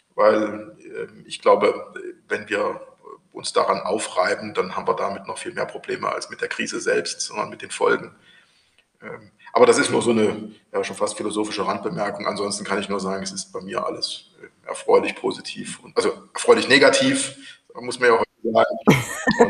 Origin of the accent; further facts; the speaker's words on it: Thuringia, Germany; als Thüringer